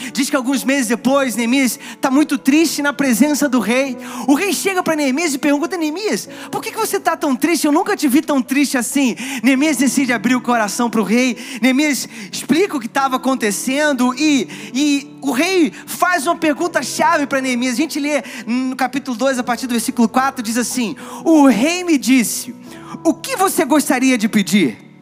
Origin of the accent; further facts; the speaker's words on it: Rio de Janeiro, Brazil; now in São Paulo, Brazil; Eu sou do Rio